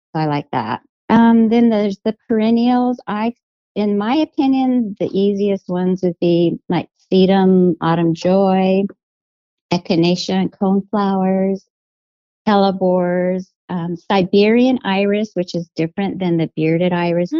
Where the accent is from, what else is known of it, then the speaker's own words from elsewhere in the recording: Albuquerque, New Mexico, United States; moved away as an adult; now in Portland, United States; I'm from Albuquerque, New Mexico, born and raised